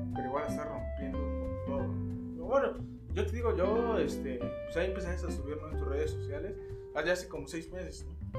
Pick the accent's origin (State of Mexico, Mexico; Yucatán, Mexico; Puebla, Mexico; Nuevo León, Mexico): Puebla, Mexico; Tehuacán; aquí la región de la que somos Chilas y tacos, pues, es este, la región de Tehuacán